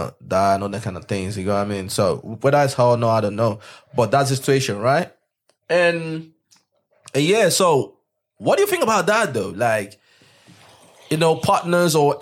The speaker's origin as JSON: {"language": "English", "country": "Nigeria", "moved": "yes", "lives_now": "United Kingdom", "said": "we are from Nigeria"}